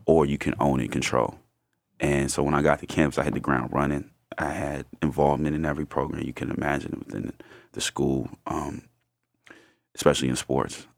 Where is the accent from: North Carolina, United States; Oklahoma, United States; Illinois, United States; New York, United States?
New York, United States; New York City; I'm from Brooklyn, New York, specifically Bed-Stuy